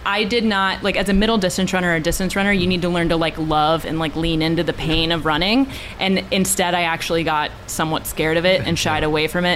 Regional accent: Hughesville, Pennsylvania, United States; now in Hawaii, United States; I'm from northeast central Pennsylvania, so a little town called Hughesville

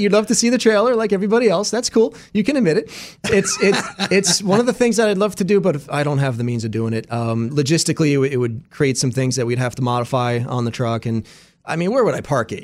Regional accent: Pennsylvania, United States; being from Pennsylvania

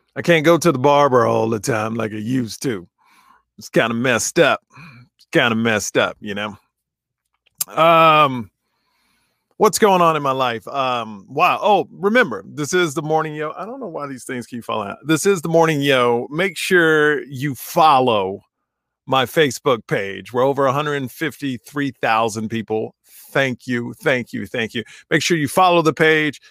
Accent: United States; I'm an American

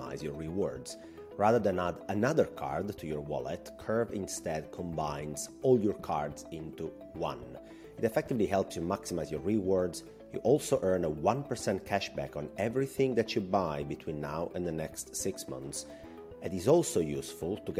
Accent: Italy; accent: Italian; English is a second language; my Italian accent

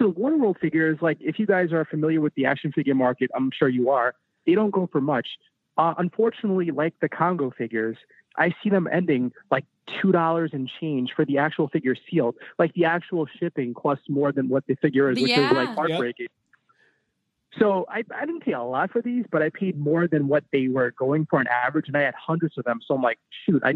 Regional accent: New York City, New York, United States; I'm from Staten Island, New York

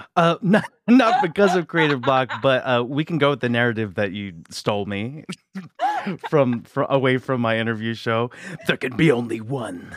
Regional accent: Philadelphia, Pennsylvania, United States; in Philly, we said

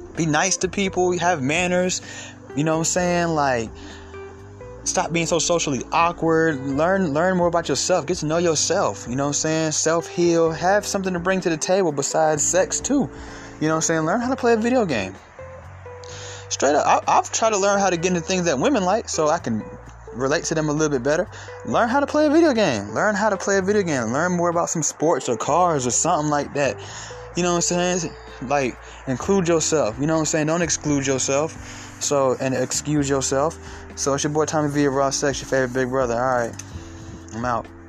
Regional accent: Atlanta, Georgia, United States; I'm from Atlanta

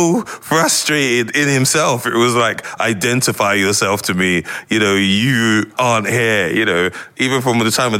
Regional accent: London, United Kingdom; moved away as an adult; I grew up in North London and Edmonton

